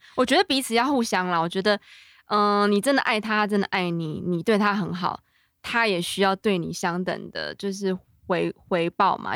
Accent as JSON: {"language": "Chinese", "town": "Taipei", "country": "Taiwan", "tie": "born or raised there", "said": "我一直都住在天龙国"}